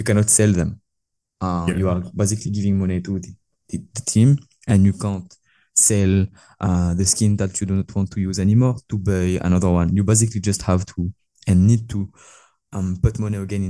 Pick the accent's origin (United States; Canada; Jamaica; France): France; accent: French; English is a second language; moved away as an adult; now in Malaysia; I'm French